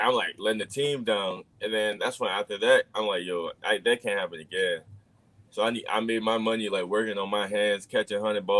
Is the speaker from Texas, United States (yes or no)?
no; Chicago, Illinois, United States; moved away; I'm from Chicago